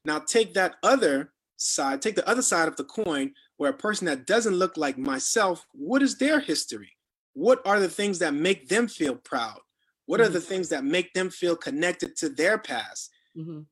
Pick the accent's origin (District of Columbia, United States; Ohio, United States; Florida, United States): Florida, United States; South; moved away; a Black man in America, growing up in South Florida, having an opportunity to live outside of Florida